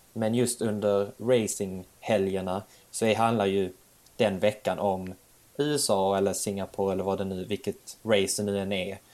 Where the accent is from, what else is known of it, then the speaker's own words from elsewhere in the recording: Sweden; also born or lived in Bjärred; jag var svensk